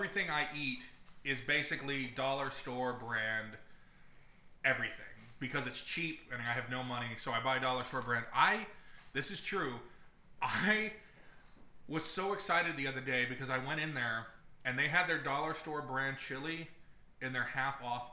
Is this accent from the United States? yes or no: yes; San Antonio, Texas, United States; now in Toronto, Canada; We grew up in Texas. So we live in Toronto now